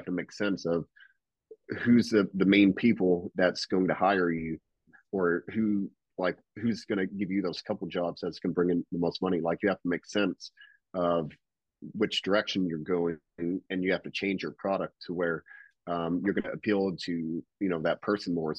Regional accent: near Louisville, Kentucky, Indiana, United States; moved away; I flew back home to Indiana

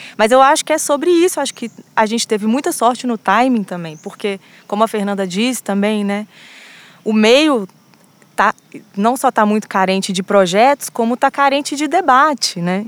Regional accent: Belo Horizonte, Minas Gerais, Brazil; moved away as an adult; also born or lived in France; Eu sou de Belo Horizonte

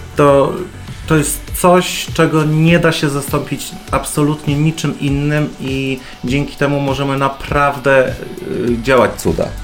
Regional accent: Poland; w Polsce, gdzie no, w moim rodzinnym kraju

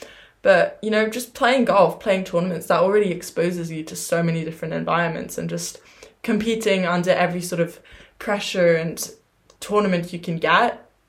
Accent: Germany; born there; also born or lived in England; I was born in Germany, but honestly speaking, I never really, you know, yes, when you're 3, 4, your goal is to hit the ball.

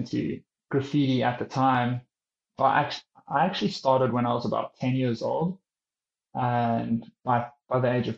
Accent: Cape Town, Western Cape, South Africa; moved away as an adult; I'm born and raised in Cape Town, South Africa.

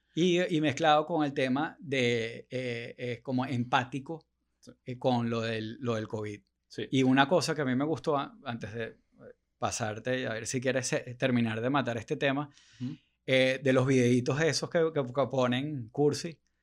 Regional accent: Venezuela; uno como venezolano

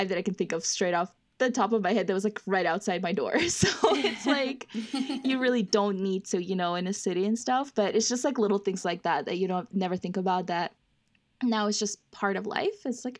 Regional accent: Russia; now in Arizona, United States; I grew up in Russia, so it's like that's not something anybody has.

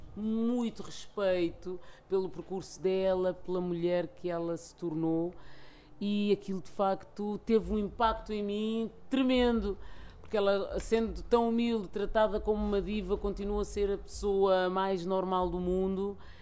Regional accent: Lisbon, Portugal; eu nasci e cresci cá em Lisboa, num bairro social

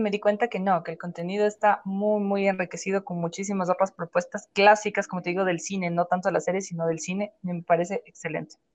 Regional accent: Ecuador; Pero eso puedo decir yo como ecuatoriano.

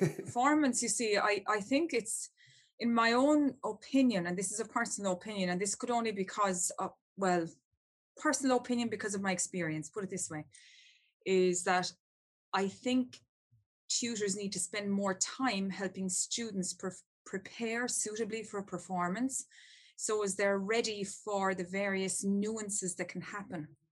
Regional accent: Ireland; I'm from Ireland and we're great storytellers and we love a story.

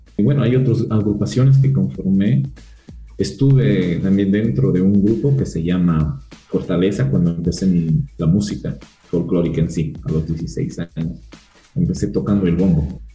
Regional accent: Peru; moved away as an adult; now in Biblián, Ecuador; mi tierra natal, en Perú

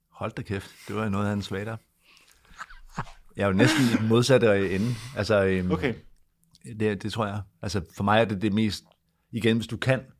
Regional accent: Denmark

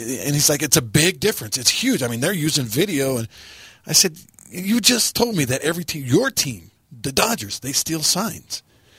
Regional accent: Texas, United States; moved away; I grew up in Texas.

